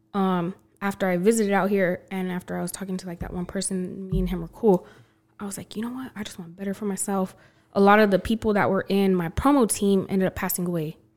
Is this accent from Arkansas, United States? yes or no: no; Belen, New Mexico, United States; also born or lived in Los Lunas, New Mexico / Albuquerque, New Mexico; now in Texas, United States; I mainly grew up in Belen, though, and then I moved to Las Lunas.